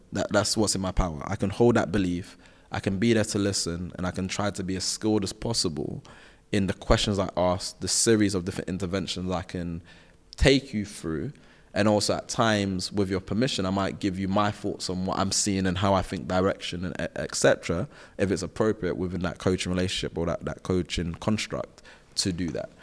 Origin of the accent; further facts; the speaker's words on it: London, United Kingdom; I'm from South London. Like, I went to schools where, um, we weren't really trying to do extra